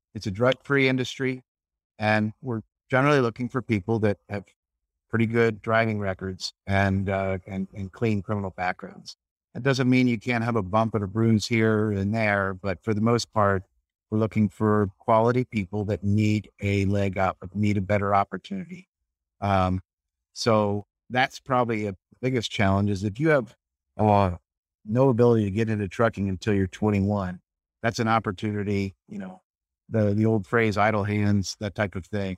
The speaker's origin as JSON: {"language": "English", "town": "St. Petersburg", "region": "Florida", "country": "United States", "said": "I'm from Saint Petersburg and, uh, grew up fishing"}